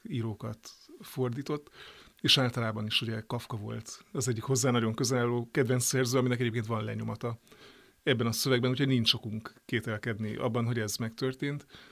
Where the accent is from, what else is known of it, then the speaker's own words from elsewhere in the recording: Great Hungarian Plain, Hungary; Én ugye Alföldi vagyok